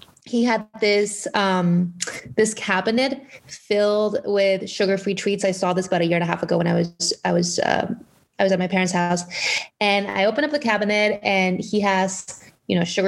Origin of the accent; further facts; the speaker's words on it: Mexico; moved away as an adult; also born or lived in McAllen, Texas; I was actually born and raised in Mexico. I lived in Mexico up until I was, I believe, 20 years old.